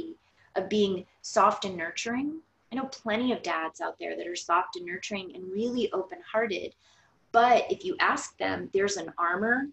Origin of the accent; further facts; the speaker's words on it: Florida, United States; we are from Florida